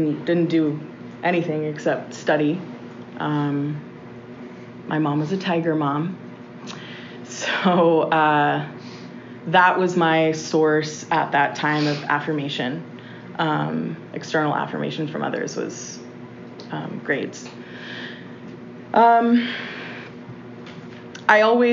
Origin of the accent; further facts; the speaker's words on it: Austin, Texas, United States; I was born and raised here in Austin